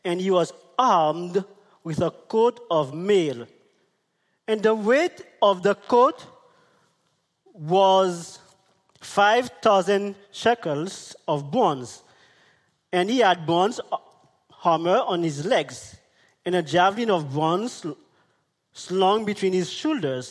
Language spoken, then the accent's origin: English; St. Vincent & Grenadines; We are from St. Vincent